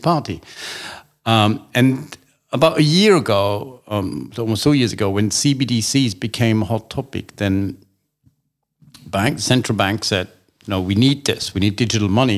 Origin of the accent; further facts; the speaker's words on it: Austria; now in United Kingdom; I was born in Austria